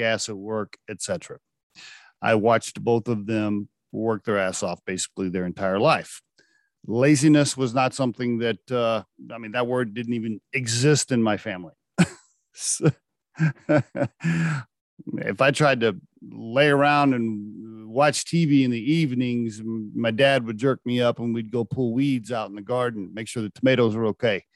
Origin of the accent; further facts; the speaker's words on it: Oklahoma, United States; I grew up in Oklahoma